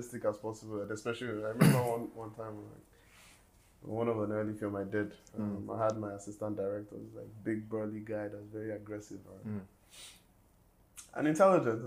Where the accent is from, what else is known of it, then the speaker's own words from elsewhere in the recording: Kaduna, Kaduna State, Nigeria; also born or lived in Kogi State / Lagos; now in Abuja, Nigeria; I'm from Kogi State. I grew up in Kaduna